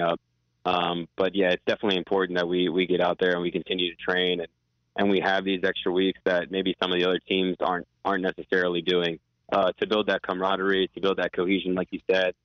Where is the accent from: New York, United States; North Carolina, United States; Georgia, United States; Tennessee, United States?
North Carolina, United States; growing up in North Carolina and playing soccer in Charlotte a lot of my life